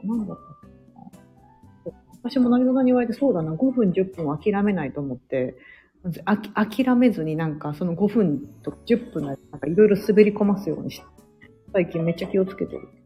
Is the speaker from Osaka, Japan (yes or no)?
yes; Osaka, Japan; moved away as an adult; now in United States; 私は大阪なんで、地元が